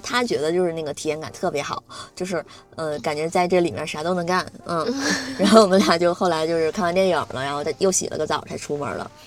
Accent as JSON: {"language": "Chinese", "region": "Northeast China", "country": "China", "said": "虽然我是东北人"}